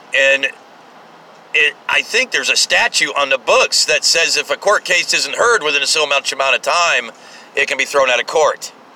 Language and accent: English; United States; I kind of like being American